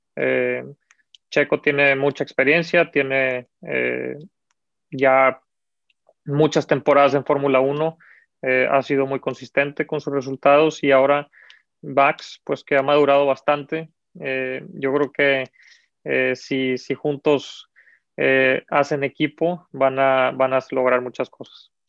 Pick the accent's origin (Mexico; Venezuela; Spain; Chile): Mexico; como mexicanos